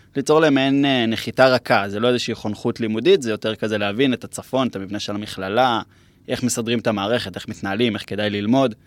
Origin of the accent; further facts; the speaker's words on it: Herzliya, Tel Aviv District, Israel; moved away as an adult; now in Metula, Israel; במקור אני מהרצליה